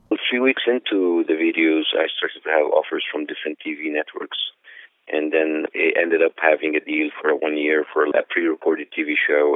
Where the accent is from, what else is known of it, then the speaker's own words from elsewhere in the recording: Cairo, Cairo Governorate, Egypt; moved away as an adult; now in United States; I was born in Cairo, born and raised